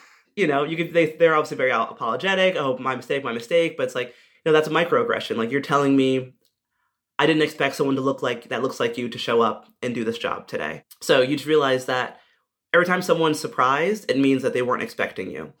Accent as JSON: {"language": "English", "country": "United States", "said": "as an American rugby player"}